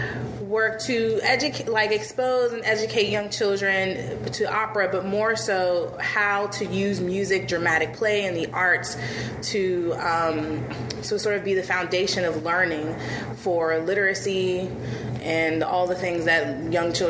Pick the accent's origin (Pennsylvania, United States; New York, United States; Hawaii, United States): Pennsylvania, United States; Pittsburgh; also born or lived in Maryland / Washington, D.C.; I'm a Pittsburgh native. I was born in Homewood in Pittsburgh.